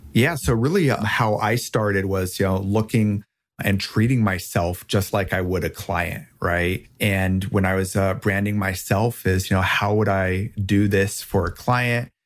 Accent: Rheinhessen, Rhineland-Palatinate, Germany; moved away; I grew up in Germany in, uh, a very rich wine region with a rich history there called Rheinhessen.

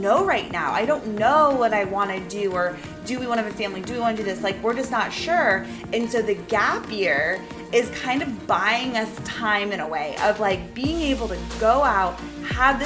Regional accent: New England, United States; now in Florida, United States; I'm from New England

